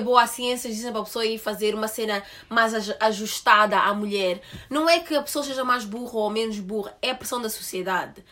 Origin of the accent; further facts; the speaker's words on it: Portugal; vivi a minha vida toda em Portugal